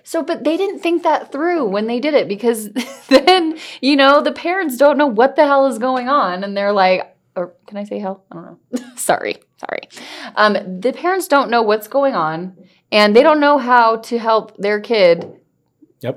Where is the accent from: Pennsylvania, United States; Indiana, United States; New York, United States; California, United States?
California, United States; I grew up in California